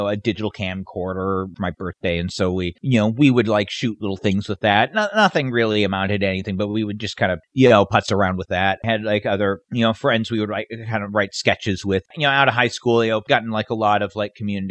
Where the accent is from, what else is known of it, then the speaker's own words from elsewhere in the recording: Davis, California, United States; also born or lived in Sacramento, California; I grew up in Sacramento area, kind of I just outside Sacramento. In Davis, but then when I was a teenager, spent most of my time in Sacramento.